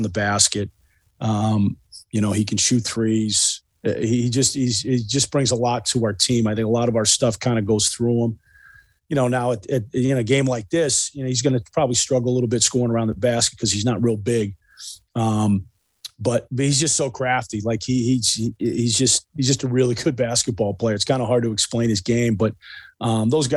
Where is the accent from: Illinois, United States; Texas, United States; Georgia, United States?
Illinois, United States; Chicago; moved away as an adult; also born or lived in East Coast; I actually went to high school in Chicago. I'm originally from Chicago